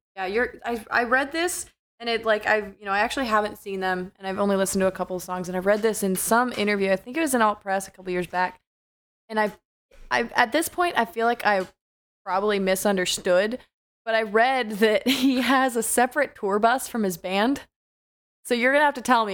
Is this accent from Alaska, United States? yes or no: yes; Alaska, United States; I'm such a ignorant Alaskan kid.